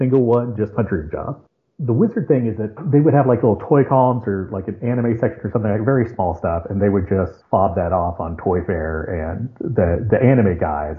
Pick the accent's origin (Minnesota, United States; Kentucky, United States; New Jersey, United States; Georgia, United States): Kentucky, United States; Lexington; moved away as an adult; also born or lived in Congers, New York; I grew up in Lexington, Kentucky